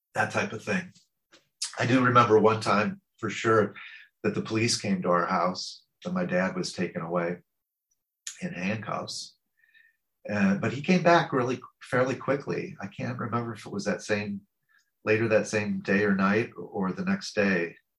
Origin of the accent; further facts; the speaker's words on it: St. Louis, Missouri, United States; I'm American. I was born in the Midwest of the United States um, in a city called St. Louis